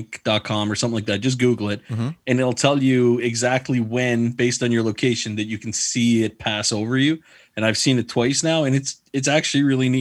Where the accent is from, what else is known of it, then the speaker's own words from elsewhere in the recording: Prince Edward Island, Canada; I grew up in Prince Edward Island